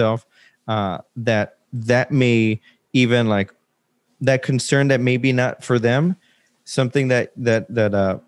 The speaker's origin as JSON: {"language": "English", "town": "Laredo", "region": "Texas", "country": "United States", "moved": "as an adult", "lives_now": "San Antonio, United States", "said": "I'm from Laredo."}